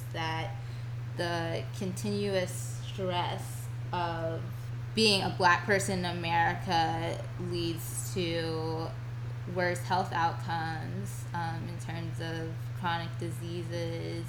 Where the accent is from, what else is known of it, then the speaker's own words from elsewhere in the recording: Virginia, United States; I'm from Virginia